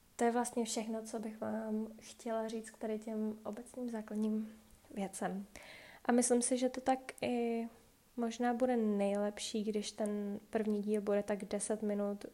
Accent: Czechia; moved away as an adult; now in Iceland; v Čechách vůbec nejsme zvyklí

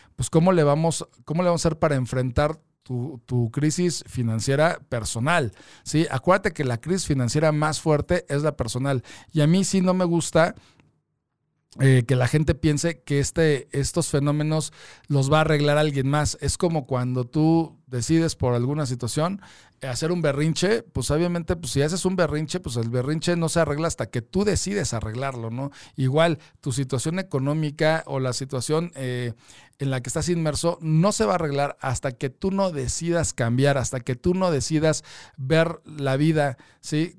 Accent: Mexico; todos como mexicanos

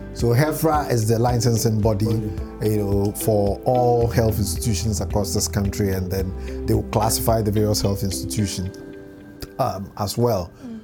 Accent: Boso, Eastern Region, Ghana; my hometown, Boso.

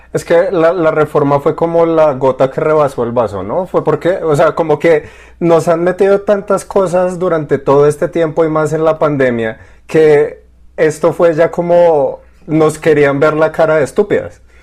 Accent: Colombia; el paro acá en, nuestro país

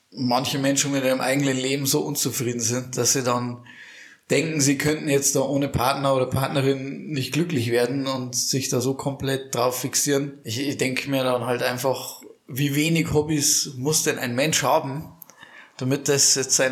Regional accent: Bavaria, Germany; Also wir kommen ja aus Bayern, aus dem tiefsten Niederbayern. Nähe, bayerischer Wald. So zwischen Österreich, Tschechien, so ungefähr das Eck.

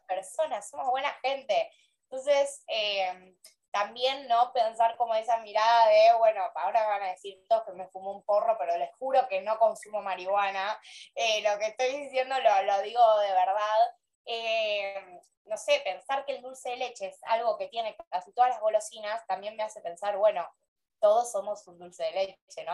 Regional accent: Argentina; mi país

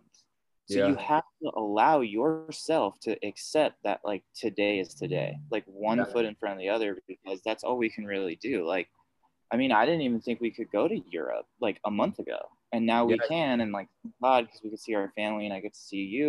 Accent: United States; speaking as an American

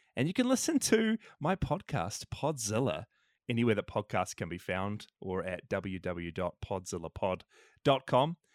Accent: New Zealand; I'm from New Zealand

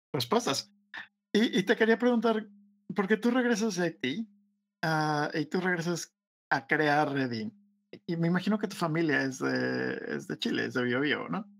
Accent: Mexico

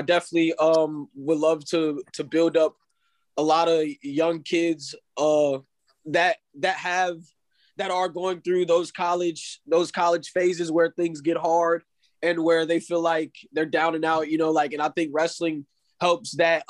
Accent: Daytona, Florida, United States; born there; Yes, sir. I was born here. I was born in Daytona.

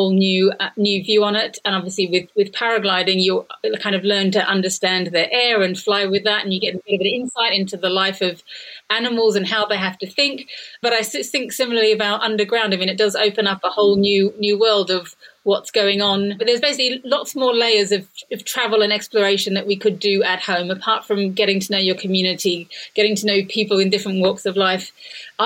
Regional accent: Australia; now in United Kingdom; Where I grew up in Australia, we had, is in the bush in a house we kind of built ourselves.

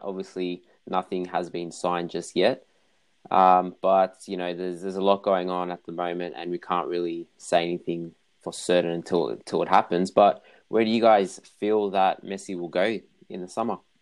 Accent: Australia; also born or lived in Melbourne; for being Australian

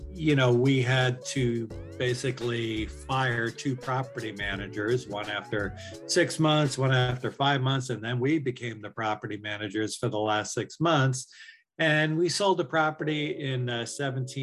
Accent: New York, United States; I'm from New York

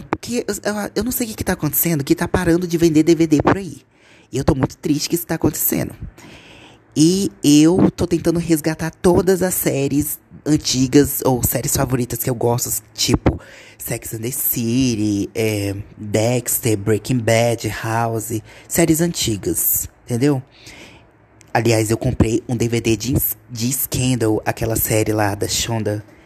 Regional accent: Gama, Federal District, Brazil; Eu sou de Brasília

